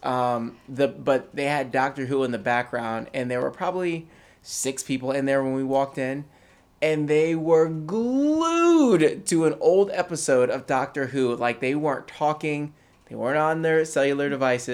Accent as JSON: {"language": "English", "town": "Poughkeepsie", "region": "New York", "country": "United States", "tie": "born or raised there", "moved": "yes", "said": "I was born in Poughkeepsie, New York"}